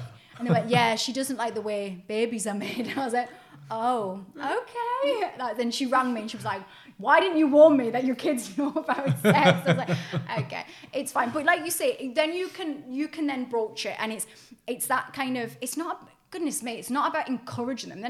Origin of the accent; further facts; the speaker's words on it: Newcastle upon Tyne, North East England, United Kingdom; where I grew up in Newcastle